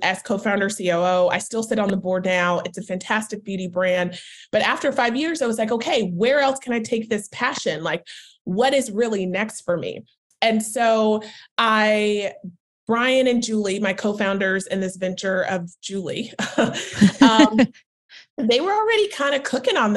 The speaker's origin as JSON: {"language": "English", "town": "Charlotte", "region": "North Carolina", "country": "United States", "also_born_or_lived": "Washington, D.C.", "moved": "as an adult", "lives_now": "New York, United States", "said": "I'm originally from Charlotte, North Carolina"}